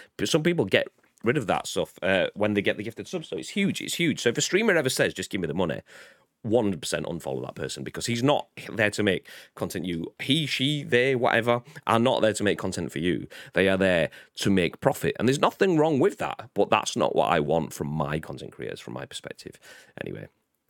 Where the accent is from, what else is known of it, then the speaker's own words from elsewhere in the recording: the North of England, United Kingdom; I've been a Northerner my whole life, and now I'm Southern.